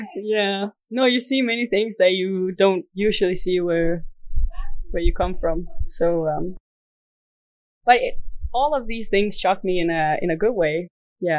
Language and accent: English; Denmark; I'm from Denmark. Right now, I am in Dar es Salaam